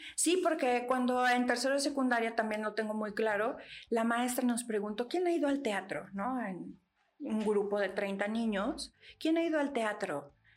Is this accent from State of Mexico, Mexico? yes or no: yes; State of Mexico, Mexico; el Estado de México, que es de donde soy